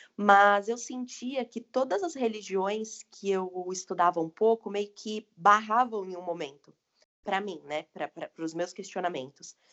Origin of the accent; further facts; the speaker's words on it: interior of São Paulo, Brazil; also born or lived in Vinhedo; Eu sou de São Paulo, do interior de São Paulo, na verdade, moro em Vinhedo.